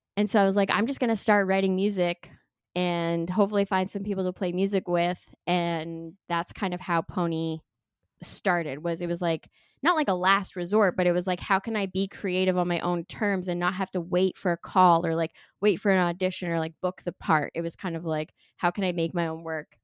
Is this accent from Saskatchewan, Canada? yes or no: no; Sudbury, Ontario, Canada; moved away; also born or lived in Toronto; I'm from Northern Ontario originally, but I moved to Toronto for school